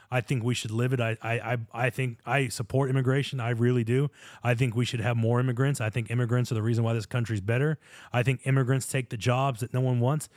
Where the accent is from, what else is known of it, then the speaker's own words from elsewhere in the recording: United States; being born American